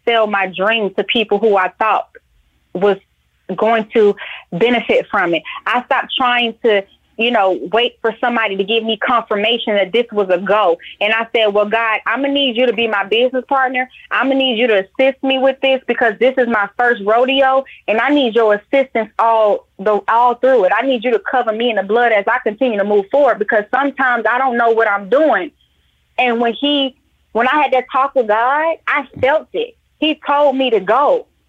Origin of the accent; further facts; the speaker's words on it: Atlanta, Georgia, United States; my last location where I got transferred from my job was Atlanta, my hometown.